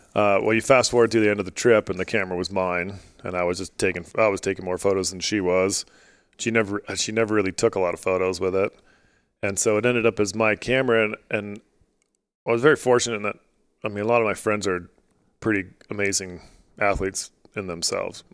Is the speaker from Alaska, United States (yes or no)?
yes; Alaska, United States; now in Utah, United States; I grew up in Alaska